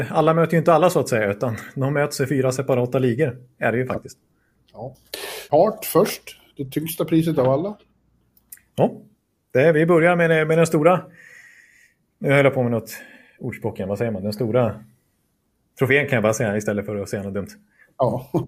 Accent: Stockholm, Stockholm County, Sweden; Ja, men vi, vet, jag är stockholmare.

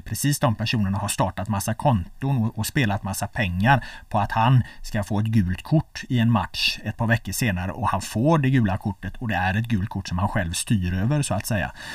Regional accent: Gothenburg, Västra Götaland, Sweden; now in Stockholm, Sweden; jag är från Göteborg

